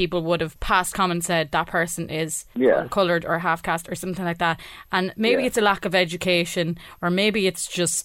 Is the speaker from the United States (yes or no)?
no; Ireland; we're Irish